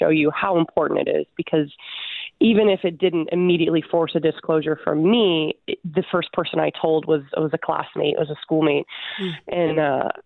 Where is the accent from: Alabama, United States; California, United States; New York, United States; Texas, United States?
Alabama, United States; Huntsville; My hometown is Huntsville, Alabama